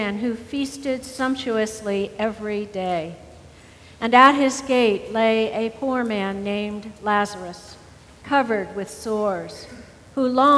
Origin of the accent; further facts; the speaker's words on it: the South, United States; as a Southerner